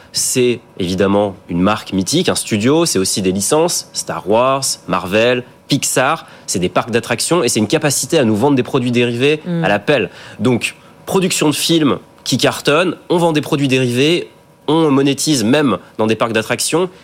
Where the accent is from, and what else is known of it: France